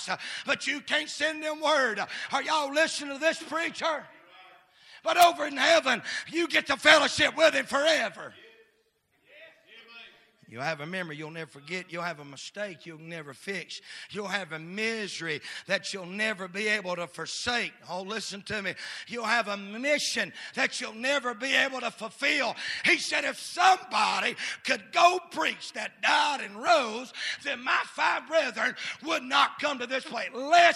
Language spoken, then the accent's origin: English; United States; I'm an American